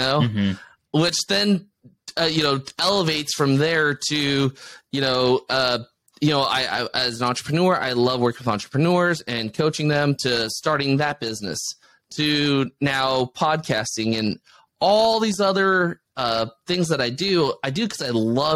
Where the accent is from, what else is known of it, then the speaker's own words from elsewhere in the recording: United States; as an American